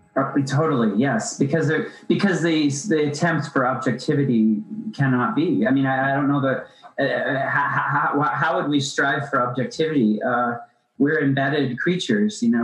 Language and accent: English; Appalachia, United States; I grew up in Appalachia